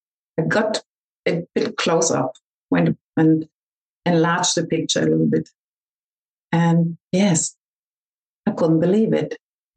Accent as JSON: {"language": "English", "country": "Australia", "said": "We came from Australia to Germany and visited our best friends back then"}